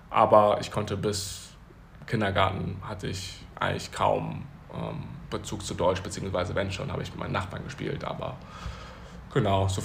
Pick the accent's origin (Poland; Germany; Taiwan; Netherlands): Taiwan; born there; dass ich 1997, wie gesagt, in Taiwan geboren wurde